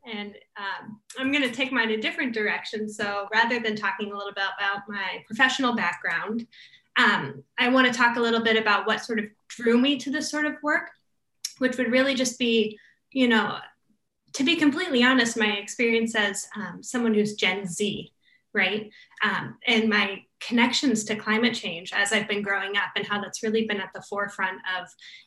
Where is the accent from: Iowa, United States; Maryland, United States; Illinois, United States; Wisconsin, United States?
Iowa, United States; rural Eastern; moved away; I grew up in rural Eastern Iowa